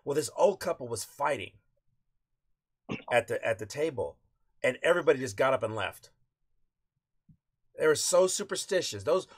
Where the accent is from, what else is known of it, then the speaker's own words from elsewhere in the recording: Hawaii, United States; Does your dad know how to surf? I'm Hawaiian. Dude, of course, I don't know how to surf.